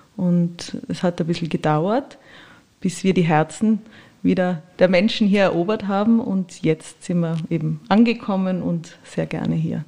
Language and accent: German; Innsbruck, Tyrol, Austria; moved away as an adult; also born or lived in Vienna; ich bin in Innsbruck aufgewachsen